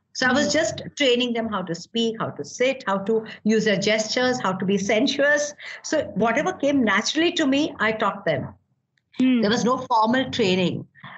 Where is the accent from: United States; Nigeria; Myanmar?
Myanmar; Okay, first and the foremost, I come from Burma. You know, my grandparents had this shipping mills in Burma.